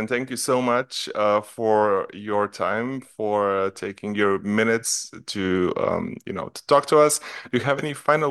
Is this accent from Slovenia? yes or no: yes; Slovenia; moved away; No, I'm from Slovenia. Yeah, but I live...